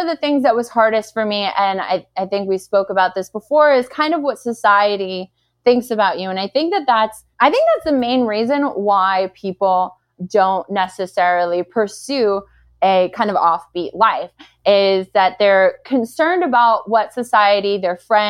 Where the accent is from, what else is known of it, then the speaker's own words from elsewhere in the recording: New York City, New York, United States; I am a girl from Brooklyn